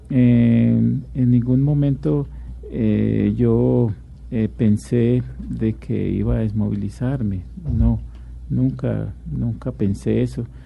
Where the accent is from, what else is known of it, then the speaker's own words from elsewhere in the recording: Antioquia, Colombia; Pues eh, yo eh, me crié en varias partes, pero soy de Antioquia y de mi mamá es antioqueña